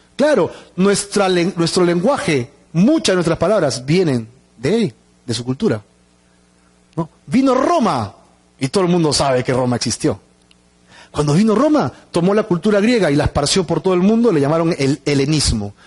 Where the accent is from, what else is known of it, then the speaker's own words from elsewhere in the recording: Peru; como los peruanos